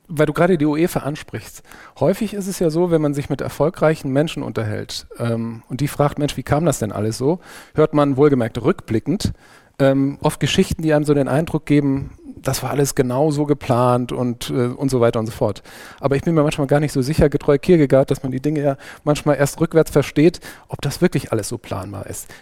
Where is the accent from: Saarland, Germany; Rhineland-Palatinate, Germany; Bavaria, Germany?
Saarland, Germany; als Pfälzerin und Saarländer hat man natürlich die eine oder andere sprachliche Herausforderung zu meistern